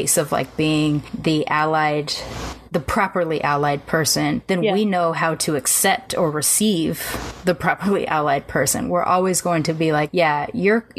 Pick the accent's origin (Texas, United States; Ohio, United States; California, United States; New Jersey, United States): California, United States; Long Beach; grew up in, you know, on the border of North Long Beach and Compton